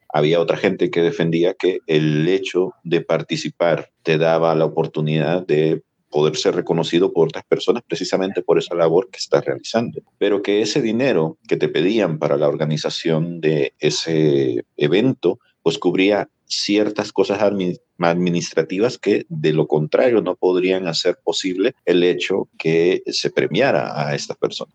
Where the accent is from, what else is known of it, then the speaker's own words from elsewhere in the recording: El Salvador; also born or lived in US southern border near Ciudad Juárez; now in United States; yo soy un salvadoreño que está viviendo en la frontera sur de los Estados Unidos junto con la ciudad de Juárez, en Chihuahua, México